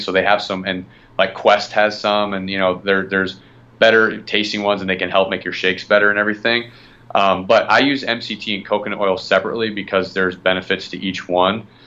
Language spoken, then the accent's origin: English; Midwest, United States; now in Florida, United States; I'm originally from the Midwest